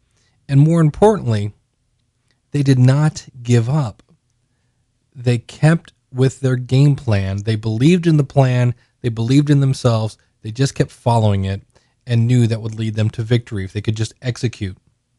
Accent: United States; We have no U.S. I got no love from my home country here.

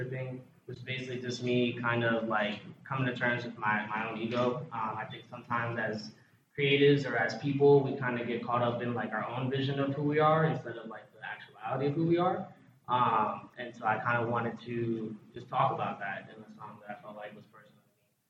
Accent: New York, United States; now in Naples, United States; I'm actually originally from New York, but I've been living in Florida most of my life now. I live in Naples, Florida right now

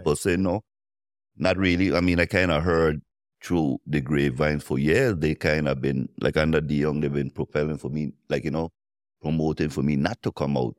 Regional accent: U.S. Virgin Islands; I'm from Saint Thomas

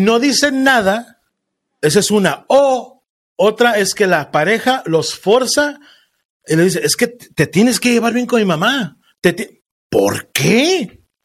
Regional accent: Mexico; en México, de donde soy yo

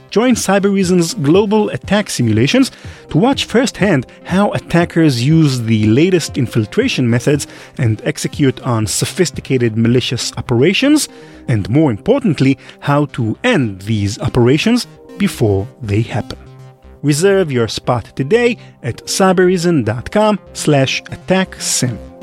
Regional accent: Israel; I grew up in Israel

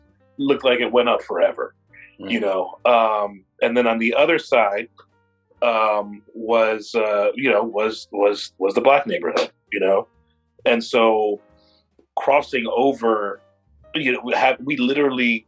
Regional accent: Indianapolis, Indiana, United States; also born or lived in Florida; now in Seattle, United States; we grew up in Indianapolis

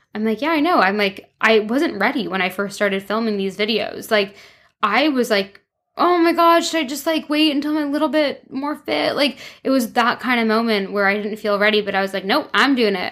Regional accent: Toronto, Ontario, Canada; moved away as an adult; also born or lived in London, England / France; now in Vancouver, Canada; I moved from Toronto to London, England when I was 18, lived there for five years

